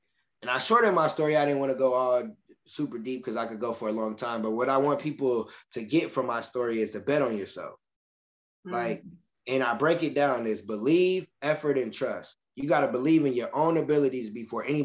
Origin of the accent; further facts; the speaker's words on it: Michigan City, Indiana, United States; moved away as an adult; now in Indianapolis, United States; I'm from Michigan City, Indiana, and I moved here to Indianapolis